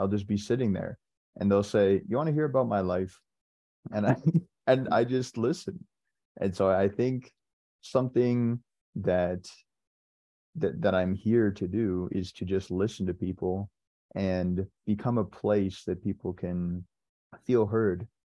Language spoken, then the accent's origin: English; San Diego, California, United States; I am from San Diego, California